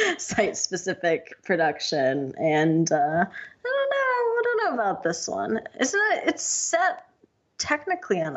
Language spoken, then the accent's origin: English; Buffalo, New York, United States; also born or lived in Jamestown, New York; I grew up in Buffalo